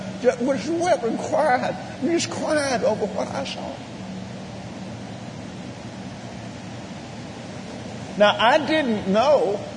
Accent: Abilene, Texas, United States; where I was raised in Abilene, Texas

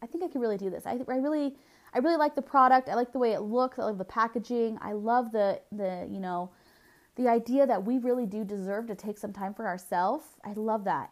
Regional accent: Southern California, United States; I was born and raised in Southern California

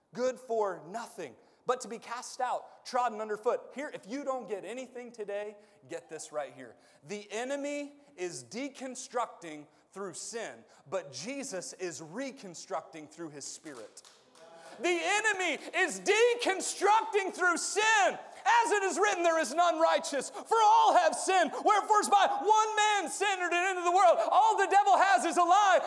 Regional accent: United States; We are American

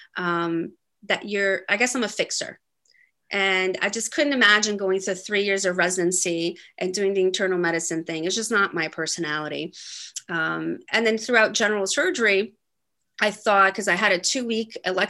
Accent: Brazil; moved away; I was born in Brazil and grew up there

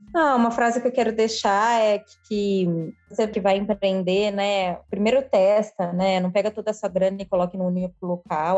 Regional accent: São Paulo, Brazil; eu sou de São Paulo

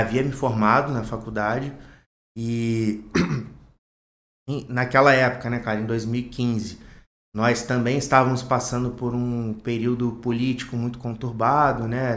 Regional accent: Volta Redonda, Rio de Janeiro, Brazil; nativo de Volta Redonda, nascido e criado

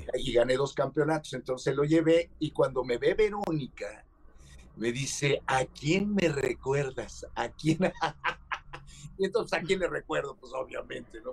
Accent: Mexico; nosotros como mexicanos, los mexicanos

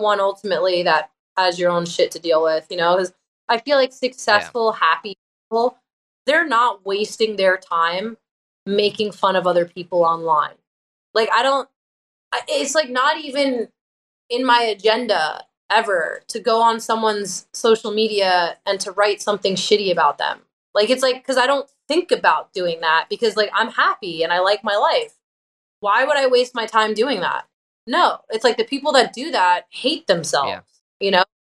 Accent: Long Island, New York, United States; I was in a band at the time on Long Island, where I'm from

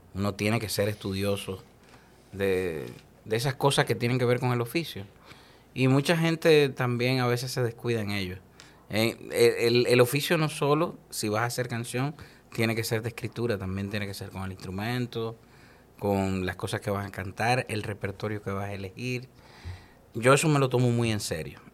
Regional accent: Dominican Republic; tenemos nosotros el orgullo de como dominicanos decirlo al mundo

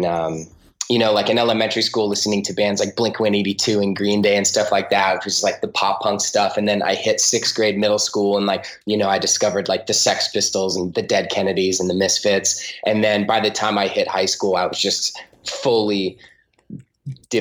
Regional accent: Huntington Beach, California, United States; also born or lived in San Pedro, California; my parents moved down to Huntington Beach here, and then I grew up. So it's definitely the only place that I like truly, truly identify

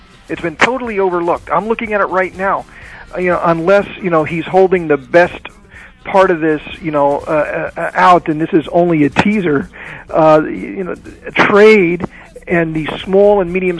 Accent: United States; And as an American entrepreneur myself, as an SME owner myself

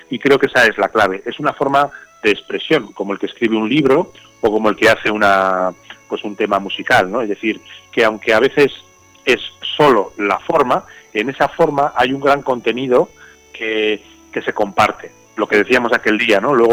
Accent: Burgos, Castile and León, Spain; de Burgos.

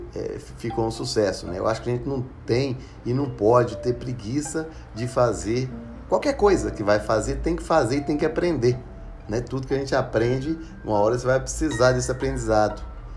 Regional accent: Ribeirão das Neves, Minas Gerais, Brazil; eu sou de Justinópolis, Ribeirão das Neves, nascido e criado aqui.

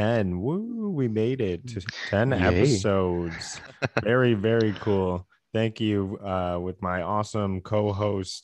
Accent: Canada; we are two Canadian game enthusiasts

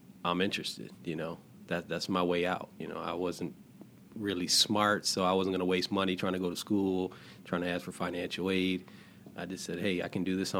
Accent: Detroit, Michigan, United States; growing up in Detroit

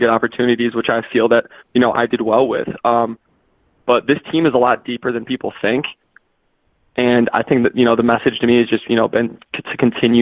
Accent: Cary, Illinois, United States; moved away; also born or lived in Madison, Wisconsin; I'm from Cary originally

